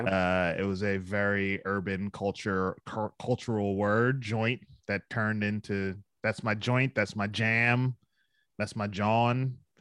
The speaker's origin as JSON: {"language": "English", "town": "Philadelphia", "region": "Pennsylvania", "country": "United States", "moved": "yes", "said": "I'm from Philadelphia"}